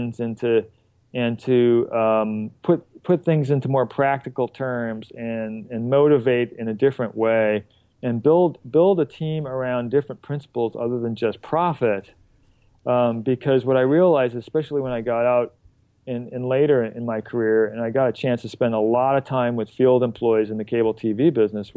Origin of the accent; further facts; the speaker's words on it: Cudahy, Wisconsin, United States; I'm originally from a little town called Cudahy, Wisconsin.